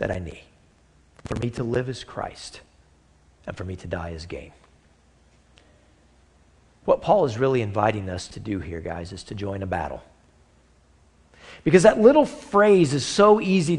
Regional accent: United States; We're all Americans from the United States of America

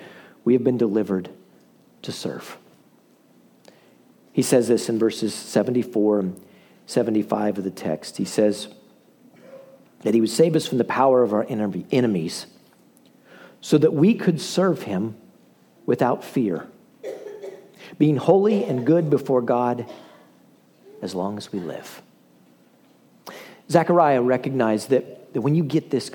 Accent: the middle of Iowa, United States; now in Crowley, United States; When I was a kid, guys, we grew up in the middle of Iowa

